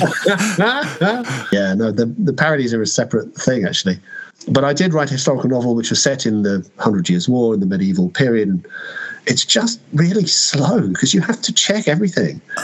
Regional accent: United Kingdom; I am a British science fiction writer

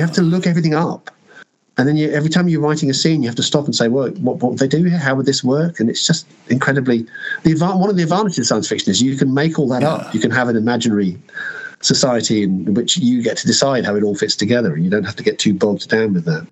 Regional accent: United Kingdom; I am a British science fiction writer

